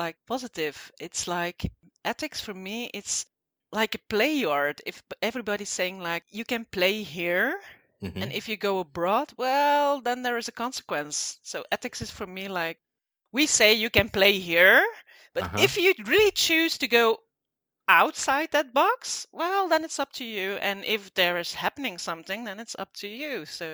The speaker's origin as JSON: {"language": "English", "country": "Belgium", "said": "I'm from Belgium"}